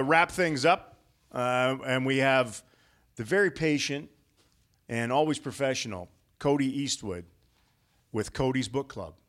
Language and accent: English; Western Canada, Canada; now in Dallas, United States; I love Western Canadians. I'm from Western Canada.